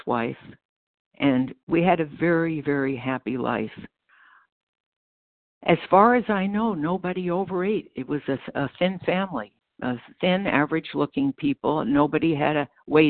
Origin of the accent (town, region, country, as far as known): Freeport, New York, United States; born or raised there; accent: American; moved away as an adult; also born or lived in Brooklyn, New York / Chicago, Illinois; now in Batavia, United States